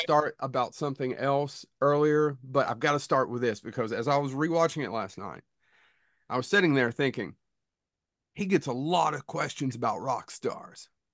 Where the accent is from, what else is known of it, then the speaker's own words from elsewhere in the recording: Kentucky, United States; we're from Kentucky.